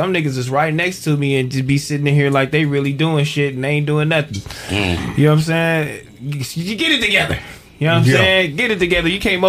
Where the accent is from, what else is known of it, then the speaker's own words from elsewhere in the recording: London, United Kingdom; I'm from London.